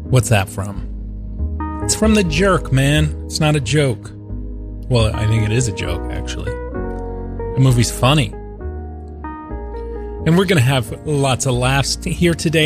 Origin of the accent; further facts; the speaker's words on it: Norfolk, Virginia, United States; Tim and I grew up together in the Norfolk, Virginia Beach area.